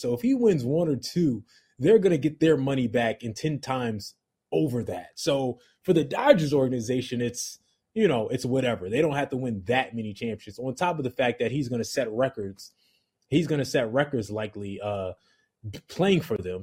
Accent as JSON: {"language": "English", "area": "Rutgers area", "region": "New Jersey", "country": "United States", "said": "I'm from the Rutgers area"}